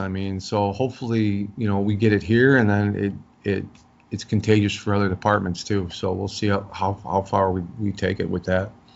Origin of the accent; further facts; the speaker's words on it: Chicago, Illinois, United States; I grew up in South Side of Chicago.